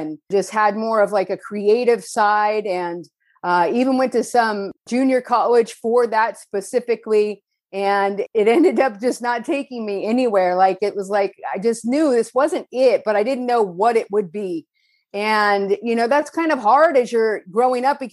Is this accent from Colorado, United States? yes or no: no; Northern California, United States; moved away as an adult; now in Costa Mesa, United States; I was born in Southern California, raised in Northern California, and then returned to Southern California